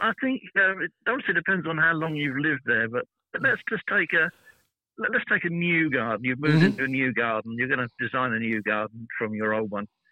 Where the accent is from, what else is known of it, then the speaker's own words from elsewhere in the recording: United Kingdom; I'm a British